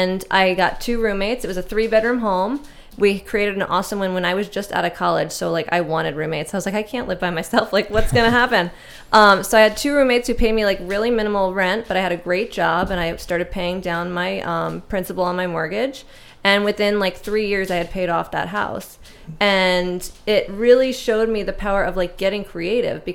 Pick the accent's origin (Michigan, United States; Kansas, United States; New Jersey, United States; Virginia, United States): New Jersey, United States; also born or lived in Buffalo, New York; now in San Diego, United States; I grew up in New Jersey